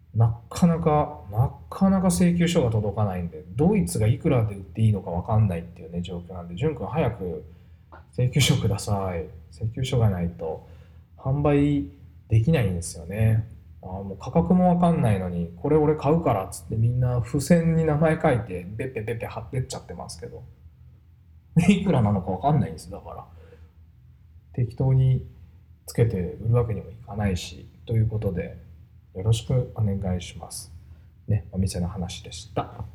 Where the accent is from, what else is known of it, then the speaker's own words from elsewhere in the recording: Kurashiki, Okayama, Japan; 小島 っていうとこで生まれ育ちました